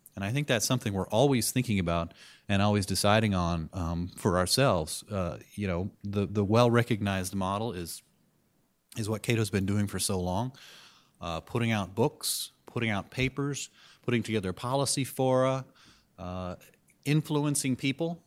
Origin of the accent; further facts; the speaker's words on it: California, United States; moved away as an adult; now in Washington, D.C., United States; I'm a Californian, and, uh, we're, plan to live in California forever